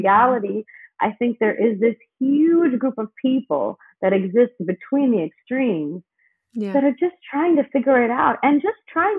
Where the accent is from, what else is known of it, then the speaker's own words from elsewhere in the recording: India; And I'm from India.